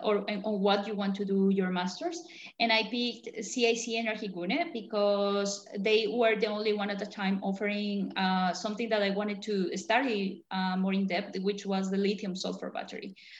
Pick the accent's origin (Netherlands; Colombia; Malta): Colombia; moved away as an adult; also born or lived in France / England / China; now in Germany; I'm originally from Colombia